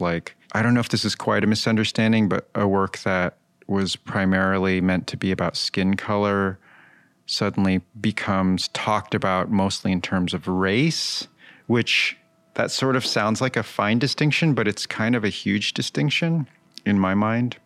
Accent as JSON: {"language": "English", "town": "Wallingford", "region": "Connecticut", "country": "United States", "tie": "born or raised there", "also_born_or_lived": "La Jolla, California / Hartford, Connecticut", "moved": "yes", "lives_now": "Brooklyn, United States", "said": "I moved from La Jolla at somewhere around nine months old to Hartford and then Wallingford, Connecticut"}